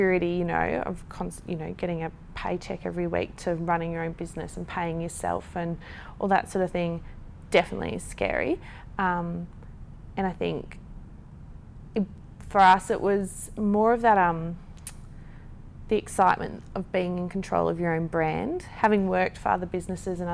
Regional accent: Gold Coast, Queensland, Australia; growing up on the Gold Coast

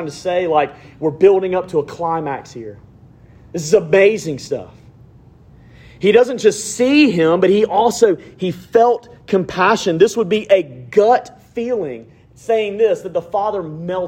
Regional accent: Alabama, United States; growing up in Alabama

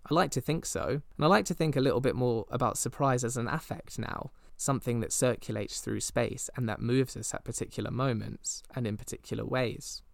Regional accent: Midsomer Norton, South West England, United Kingdom; my hometown, Midsummer Norton

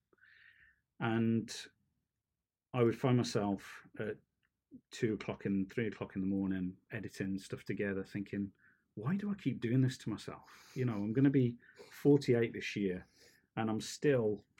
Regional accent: near Stourbridge, West Midlands, United Kingdom; originally from Stourbridge in the West Midlands, which is a stone's throw from where I grew up

